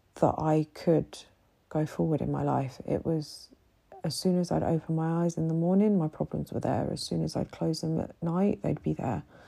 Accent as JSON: {"language": "English", "country": "United Kingdom", "moved": "yes", "lives_now": "Egypt", "said": "a British woman living here in Egypt"}